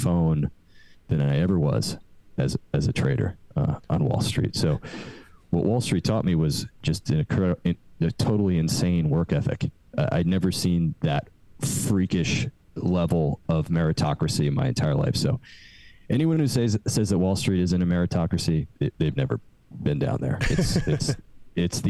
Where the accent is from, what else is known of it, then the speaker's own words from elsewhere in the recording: New York, United States; also born or lived in London; I'm from New York originally